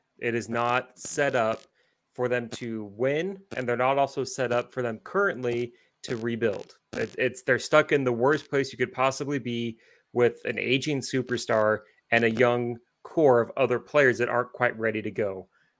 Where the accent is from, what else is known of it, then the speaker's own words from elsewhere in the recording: outside of Portland, Oregon, United States; I grew up outside of Portland, Oregon.